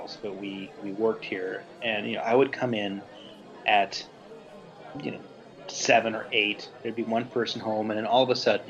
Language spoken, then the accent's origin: English; the South, United States; I'm from the South. This is what we do.